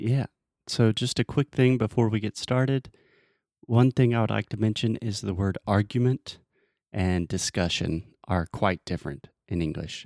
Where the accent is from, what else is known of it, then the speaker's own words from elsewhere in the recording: United States; I'm an American